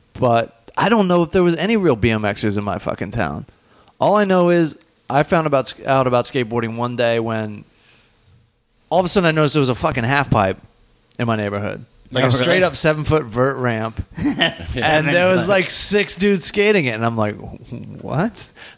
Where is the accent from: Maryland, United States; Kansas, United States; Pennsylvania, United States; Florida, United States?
Maryland, United States; Southern; I grew up in Southern Maryland.